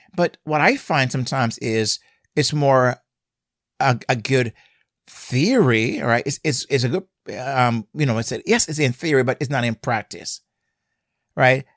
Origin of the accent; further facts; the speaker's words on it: Jamaica; now in United States; growing up in Jamaica, I drove on the left side